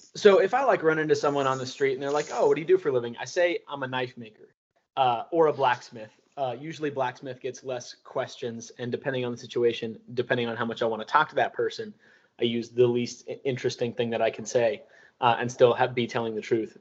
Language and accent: English; Seattle, Washington, United States; moved away; also born or lived in Bellevue, Washington; I grew up in Fremont in Seattle, and then I moved to Bellevue when I was a kid